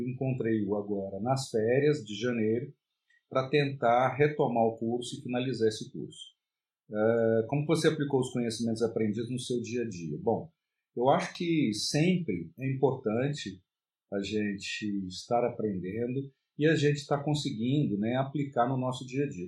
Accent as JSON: {"language": "Portuguese", "town": "Brasília", "region": "Federal District", "country": "Brazil", "said": "eu sou de Brasília, no Distrito Federal"}